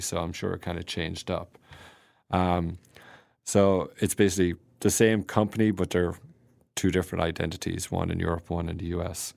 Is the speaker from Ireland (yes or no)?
yes; Ireland; moved away as an adult; now in United States; I'm an Irish guy and grow up on potatoes and vegetables